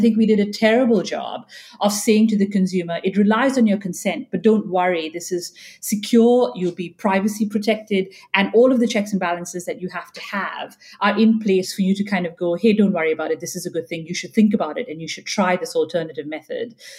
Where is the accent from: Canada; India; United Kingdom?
India; moved away; I'm Indian and I grew up there